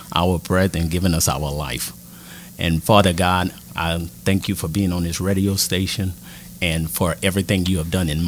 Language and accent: English; New Orleans, Louisiana, United States; now in Lafayette, United States; born and raised in the lower Ninth Ward in New Orleans